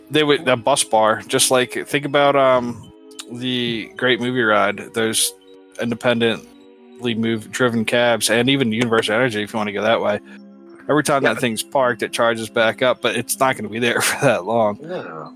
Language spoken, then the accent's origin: English; Northeast, United States; moved away; I grew up in the Northeast